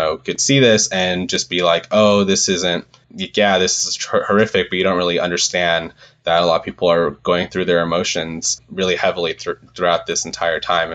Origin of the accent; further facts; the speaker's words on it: Southern California, United States; I'm from Southern California and it wasn't far from where I grew up